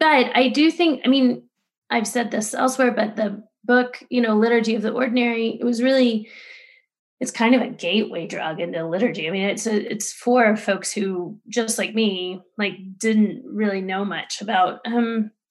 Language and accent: English; Texas, United States; I grew up Southern Baptist in Texas